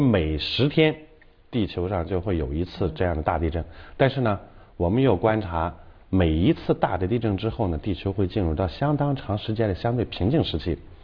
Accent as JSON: {"language": "Chinese", "country": "China", "said": "我们中国人"}